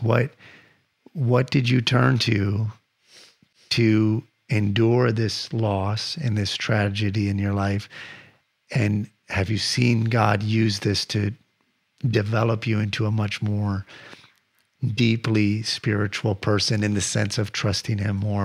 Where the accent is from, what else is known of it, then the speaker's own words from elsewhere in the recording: Michigan, United States; I grew up in Michigan